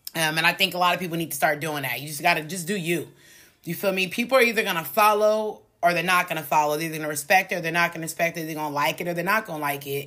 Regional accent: United States

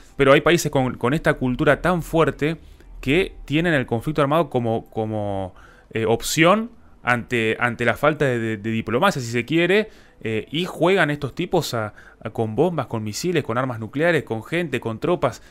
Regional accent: Argentina; Nosotros como Argentina

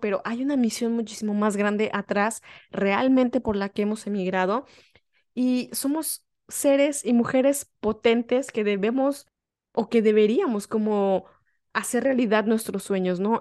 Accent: Mexico; moved away; soy una mexicana que está viviendo en el extranjero

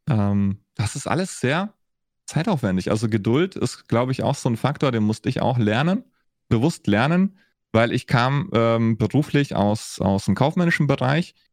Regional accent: Augsburg, Bavaria, Germany; ich war in Berlin unterwegs, ich war in Franken unterwegs ich bin in, äh, in Augsburg beziehungsweise in Schwaben mehr oder weniger groß geworden.

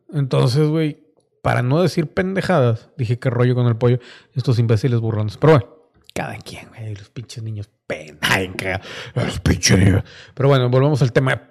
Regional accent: Mexico; como mexicano

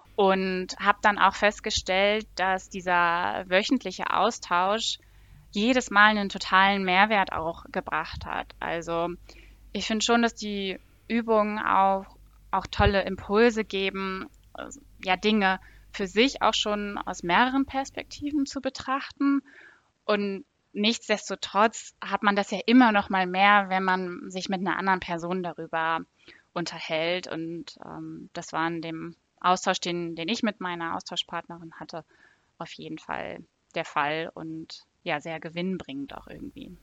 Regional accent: Northern Germany, Germany; now in Frankfurt, Germany; Ich komme ursprünglich aus Norddeutschland.

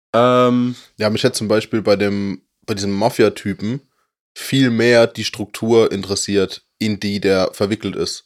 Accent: Germany; wir sind Deutsche

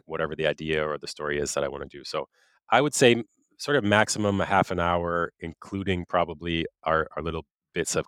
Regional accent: United States; moved away as an adult; also born or lived in Quebec, Canada; now in Quebec City, Canada; I am an American, but I live in Quebec, outside of Quebec City, Canada.

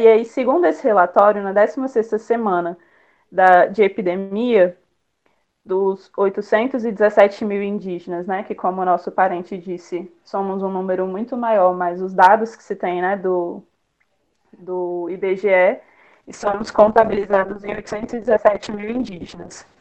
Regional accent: Brasília, Federal District, Brazil; moro em Brasília, nasci em Brasília

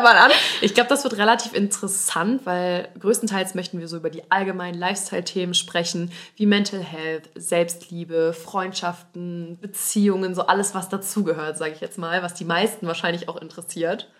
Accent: Kohlscheid, North Rhine-Westphalia, Germany; Also wir kommen aus Aachen, aber es gibt so ein Vordorf, der heißt ja. Kohlscheid und da kommen wir halt her

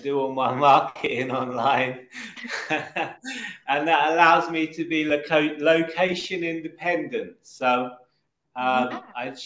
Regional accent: United Kingdom; accent: London accent; I'm from Britain. About 20 miles from central London. So my accent is a kind of London accent.

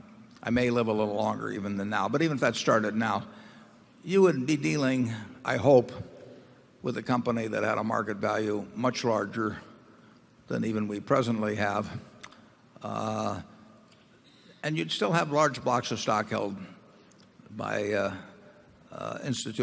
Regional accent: Nebraska, United States; as Nebraskans

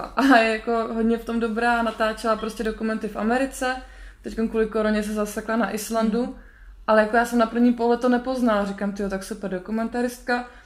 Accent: Czechia; now in Iceland; jsem byla Češka

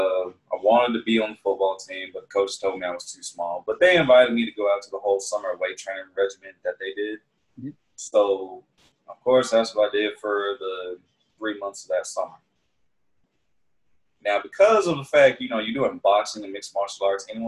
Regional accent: Augusta, Georgia, United States; The place where I'm from in Georgia is called Augusta, small city.

